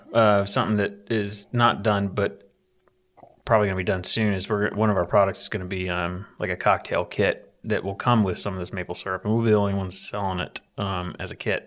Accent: Appalachia, United States; I'm from Appalachia

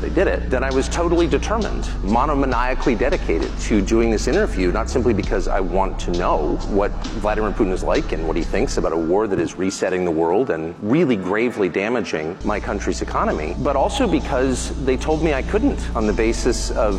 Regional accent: United States; I'm an American citizen. I'm 54.

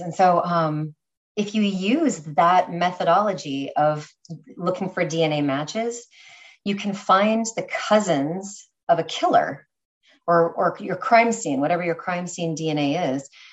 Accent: California, United States; moved away as an adult; now in New York, United States; I was originally from California, um, New York girl now

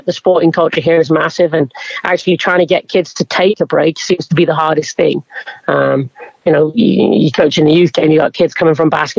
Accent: England, United Kingdom; now in United States; growing up in England

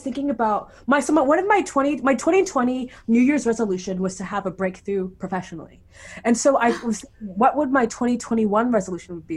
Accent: Nigeria; I'm Nigerian

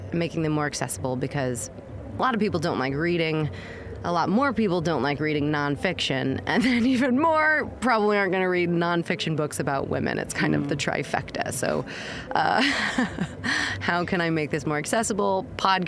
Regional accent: Missouri, United States; moved away as an adult; also born or lived in New York City, United States; now in London, United Kingdom; I'm from a more conservative place in America. I'm from Missouri

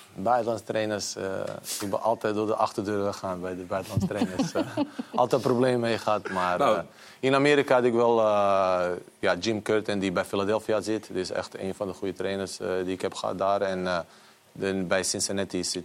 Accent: Bosnia & Herzegovina; now in Netherlands; ik ben in Bosnië geboren.

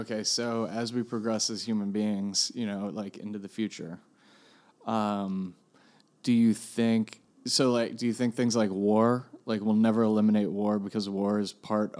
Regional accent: Washington, District of Columbia, United States; I'm from Washington, D.C.

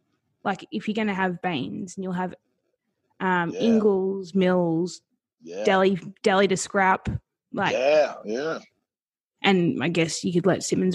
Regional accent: Australia

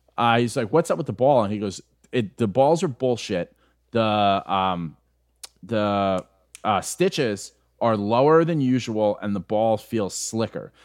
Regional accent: New York, United States; I'm an Irish guy from New York

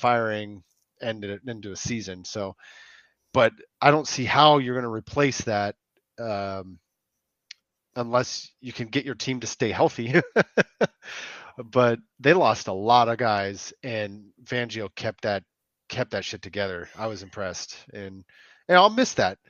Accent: California, United States; I'm from California

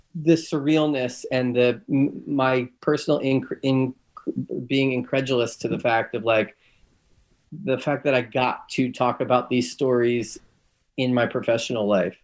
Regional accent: Philadelphia, Pennsylvania, United States; I'm from Philly.

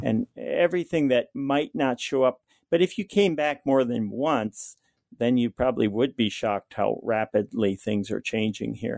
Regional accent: Kobuk River, Alaska, United States; also born or lived in Kotzebue, Alaska; I was born and raised on the Kobuk River, which is about hundred miles above the Arctic Circle.

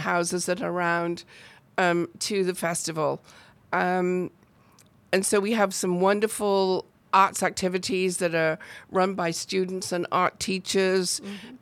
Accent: near Chester, North West England, United Kingdom; accent: British; moved away as an adult; also born or lived in New Jersey / Cleveland, Tennessee; now in Waco, United States; I'm actually from the north of England. Um, I my hometown is very close to Chester

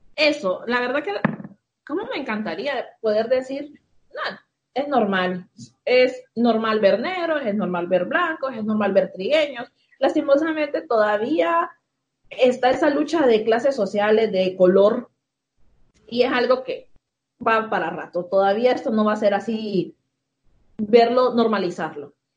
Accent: Tegucigalpa, Francisco Morazán, Honduras; Aquí nací. Toda la vida. Crecí. Sí. Nací, crecí aquí en Tegucigalpa.

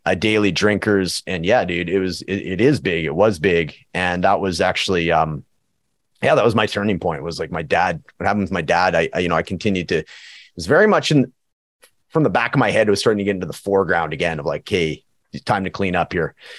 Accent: Prince George, British Columbia, Canada; now in Edmonton, Canada; my hometown of Prince George, BC and, and Edmonton, Alberta, where I'm living

